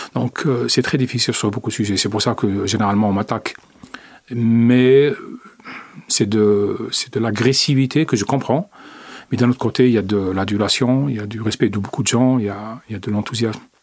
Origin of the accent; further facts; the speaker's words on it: Algeria; moved away; mon pays d'origine